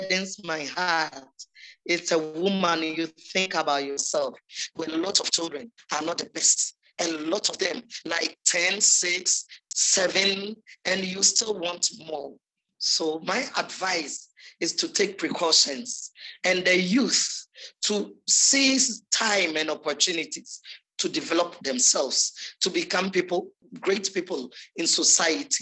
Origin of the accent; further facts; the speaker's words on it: Kibi, Eastern Region, Ghana; now in Kumasi, Ghana; In my hometown in Kibi, you see, growing up